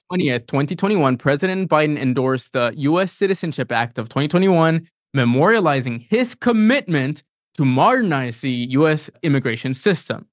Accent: San Antonio, Texas, United States; I'm from San Antonio, Texas.

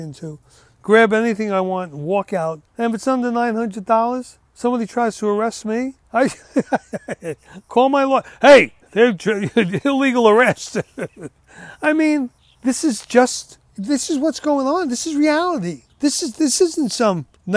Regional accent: United States; I was born here and brought up here and lived here

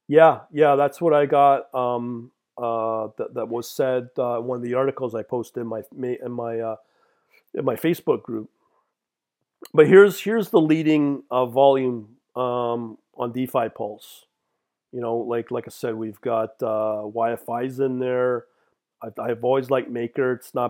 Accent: Canada; as a Canadian, yeah, it's much easier to set up a Binance account

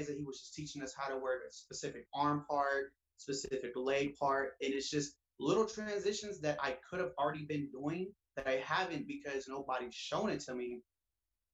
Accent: Columbus, Ohio, United States; Growing up in Columbus, Ohio, it's a rough environment, especially where I grew up

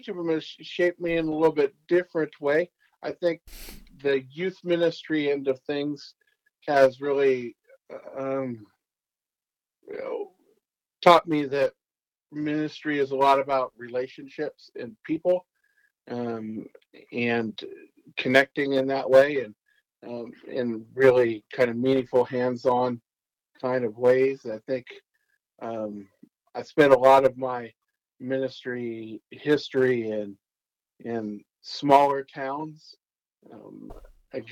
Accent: United States; moved away as an adult; now in North Platte, United States; I was born and raised out in Oregon, Alaska, out among the mountains and the trees

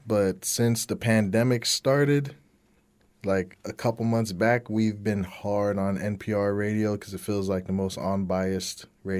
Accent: Fort Myers, Florida, United States; also born or lived in Homestead, Florida / California; I'm from Florida.

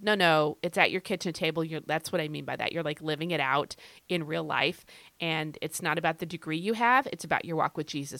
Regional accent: Rapid City, South Dakota, United States; moved away; I was born in Rapid City, South Dakota

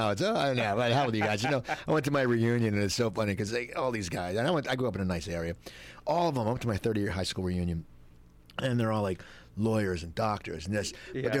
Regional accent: Cherry Hill, New Jersey, United States; moved away; I'm from Cherry Hill, and it's just weird because anytime you, if you grew up in New Jersey, even though Cherry Hill is a big city

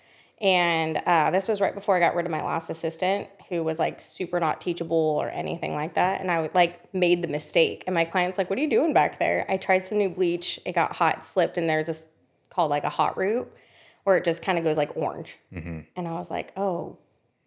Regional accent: Las Vegas, Nevada, United States; moved away as an adult; now in Austin, United States; And Vegas, I grew up

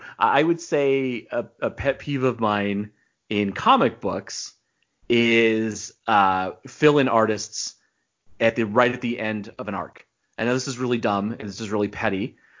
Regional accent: east of Los Angeles, California, United States; now in Arizona, United States; Like most people in Arizona, I was born in California. So I was born in east of LA. I was literally born right on the fault line.

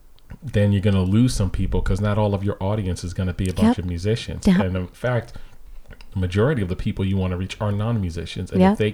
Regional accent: Hartford, Connecticut, United States; some of the people that I grew up with musically in Hartford.

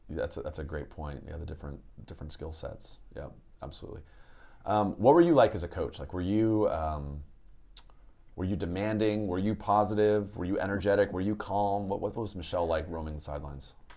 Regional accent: San Rafael, California, United States; I grew up in Peacock Gap in Santa Fe.

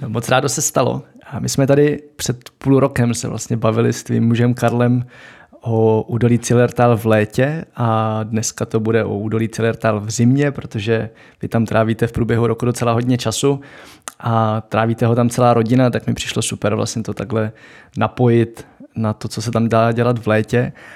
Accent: Moravia, Czechia; tady na Moravě máme hody

